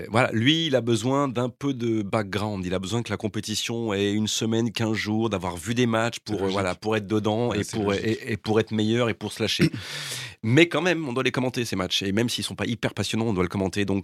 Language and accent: French; Lyon, Auvergne-Rhône-Alpes, France; Je suis lyonnais.